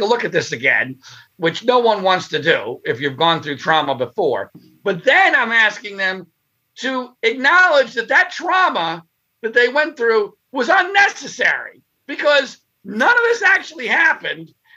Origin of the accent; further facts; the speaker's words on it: Pennsylvania, United States; I grew up in Pennsylvania, but I'm not a Penn State guy